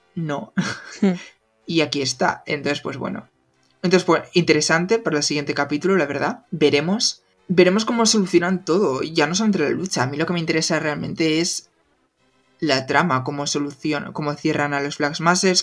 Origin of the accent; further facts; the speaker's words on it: Spain; nosotros que somos de España